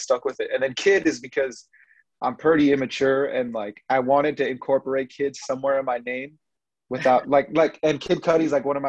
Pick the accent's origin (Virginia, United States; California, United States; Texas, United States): California, United States; Fresno; I'm from Fresno, California